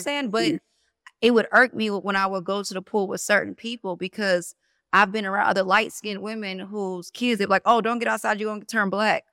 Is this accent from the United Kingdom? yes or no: no; New Jersey, United States; moved away as an adult; also born or lived in the South; I'm from Jersey, so I, it's super diverse.